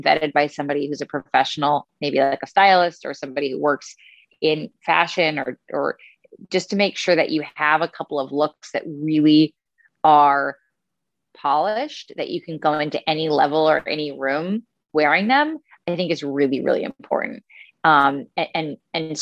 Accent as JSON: {"language": "English", "area": "Westchester", "region": "New York", "country": "United States", "also_born_or_lived": "Italy", "lives_now": "New York City, United States", "said": "I am from Westchester"}